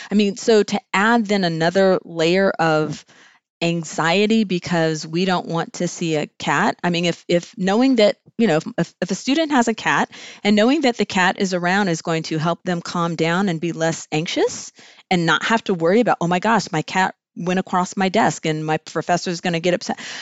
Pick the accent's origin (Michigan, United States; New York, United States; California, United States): California, United States; Southern; moved away as an adult; also born or lived in Greensboro, North Carolina; grew up in Southern California